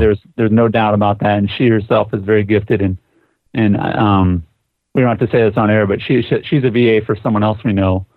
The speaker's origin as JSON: {"language": "English", "town": "Sioux Falls", "region": "South Dakota", "country": "United States", "tie": "born or raised there", "said": "my hometown in Sioux Falls, South Dakota."}